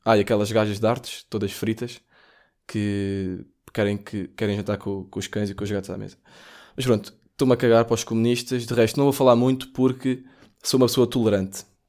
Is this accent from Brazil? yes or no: no; Portugal; sou português